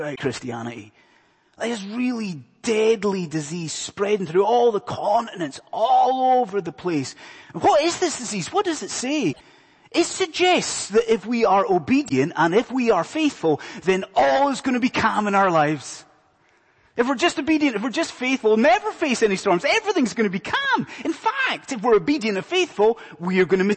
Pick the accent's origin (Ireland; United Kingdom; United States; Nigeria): United Kingdom; Scotland; moved away; my accent's probably giving it away, but I am not from around these parts. I'm from a land far away called Scotland